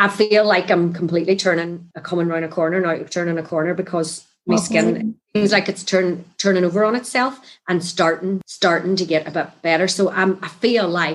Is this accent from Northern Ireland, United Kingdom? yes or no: yes; Northern Ireland, United Kingdom; moved away as an adult; I come over from Ireland